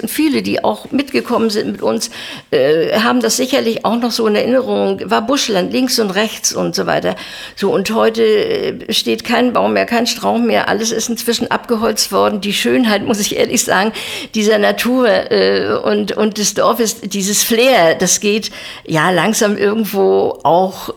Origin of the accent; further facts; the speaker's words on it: Zernin, Mecklenburg-Vorpommern, Germany; moved away as an adult; also born or lived in Bützow; now in Güstrow, Germany; bin in Zernin aufgewachsen bis zu meinem 18. Lebensjahr